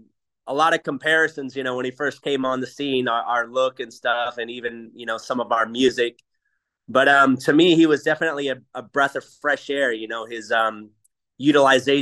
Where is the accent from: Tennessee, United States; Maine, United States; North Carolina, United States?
Maine, United States; also born or lived in Boston, Massachusetts / New Orleans, Louisiana; now in California, United States; I was actually born in Boston, but I grew up in Maine